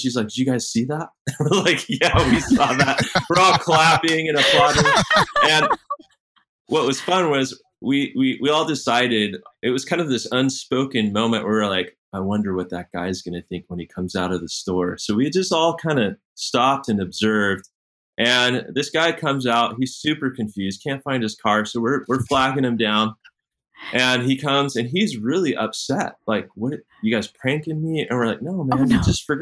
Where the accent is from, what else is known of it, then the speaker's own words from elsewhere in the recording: Sacramento, California, United States; I grew up in Sacramento